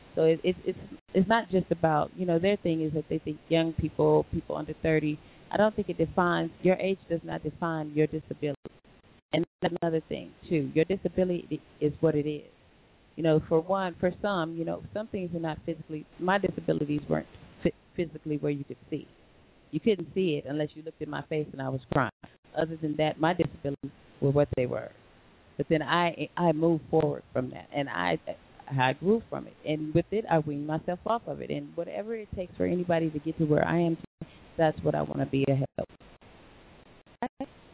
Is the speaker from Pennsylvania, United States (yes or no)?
no; Long Beach, California, United States; where we are from Long Beach